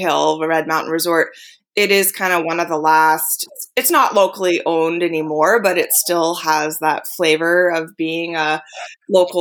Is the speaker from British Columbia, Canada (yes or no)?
yes; Rossland, British Columbia, Canada; I feel very fortunate to have grown up in such a small, unique town